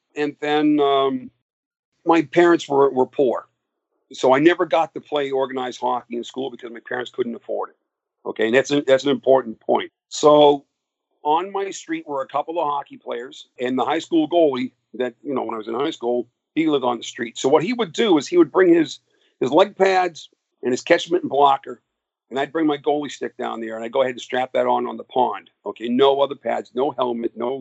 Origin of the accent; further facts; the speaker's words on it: Massachusetts, United States; I grew up in Massachusetts, about 45 miles north and west of Boston, out in the woods.